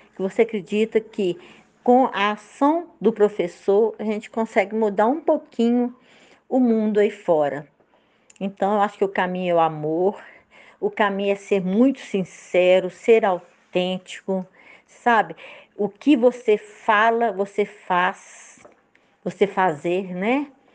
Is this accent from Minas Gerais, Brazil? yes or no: yes; Itaúna, Minas Gerais, Brazil; moved away as an adult; also born or lived in Belo Horizonte; now in São Bartolomeu, Brazil; Nasci em Belo Horizonte e fui criada no interior de Itaúna.